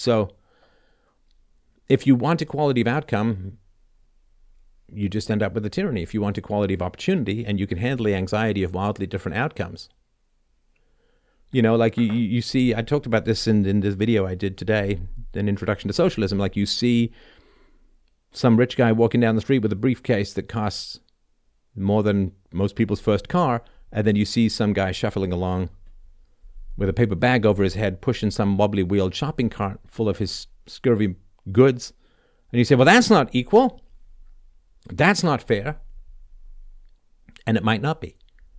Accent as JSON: {"language": "English", "town": "Toronto", "region": "Ontario", "country": "Canada", "tie": "born or raised there", "also_born_or_lived": "London", "said": "the apartment I grew up in Toronto, or half grew up in, part was in London, England."}